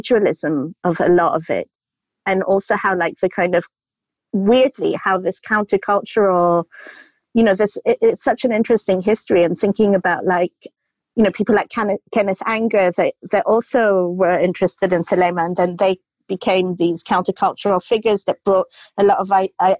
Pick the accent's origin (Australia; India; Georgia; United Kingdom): India; Goa; I grew up in Goa with hippie parents